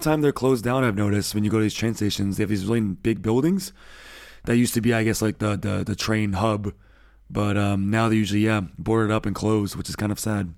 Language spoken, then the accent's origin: English; United States; now in Germany; as an American